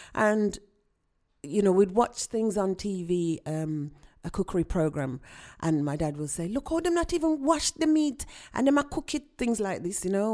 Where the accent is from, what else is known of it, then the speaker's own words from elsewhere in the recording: Birmingham, West Midlands, United Kingdom; I was born here in Birmingham, uh, U K, and both of my parents are from Jamaica